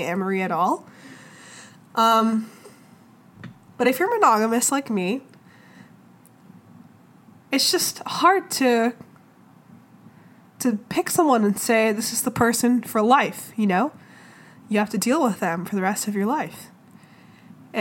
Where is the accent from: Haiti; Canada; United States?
United States; Arkansas; I grew up in Arkansas. I grew up in multiple places, but mostly Arkansas.